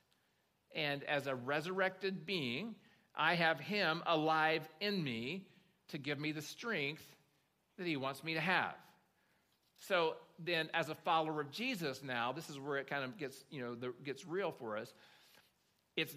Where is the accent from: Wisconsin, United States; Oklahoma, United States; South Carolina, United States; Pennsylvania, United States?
Oklahoma, United States; I grew up in Oklahoma